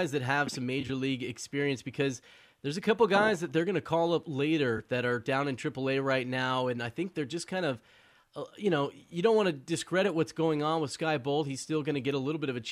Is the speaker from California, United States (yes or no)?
yes; Oakland, California, United States; I was born in Oakland, from the Bay Area